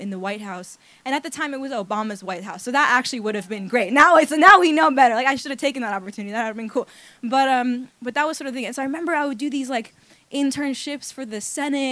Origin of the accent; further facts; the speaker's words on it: New York City, New York, United States; moved away as an adult; now in Los Angeles, United States; I grew up in New York City to two fairly traditional Indian parents